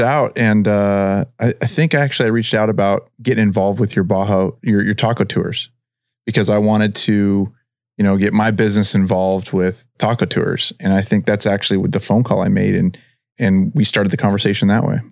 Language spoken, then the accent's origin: English; Pacific Northwest, United States; moved away as an adult; now in Henderson, United States; I'm from the Pacific Northwest originally, and I, I moved down here